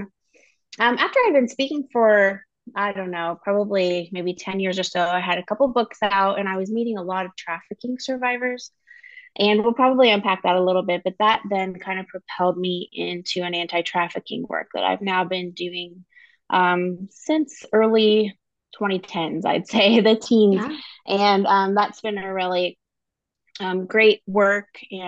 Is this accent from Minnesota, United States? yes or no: no; Columbus, Ohio, United States; but also here in my hometown of Columbus, Ohio, and working a lot with the women here who've been exploited.